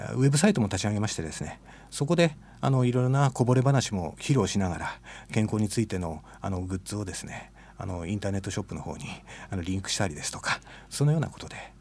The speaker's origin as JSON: {"language": "Japanese", "town": "Matsumoto", "region": "Nagano", "country": "Japan", "tie": "born or raised there", "moved": "as an adult", "lives_now": "Nishitokyo, Japan", "said": "私は長野の松本市です実家は松本城のすぐ裏です"}